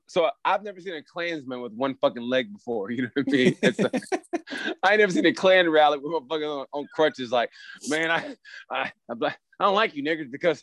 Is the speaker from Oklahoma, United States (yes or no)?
yes; Oklahoma, United States; First of all, I'm from Oklahoma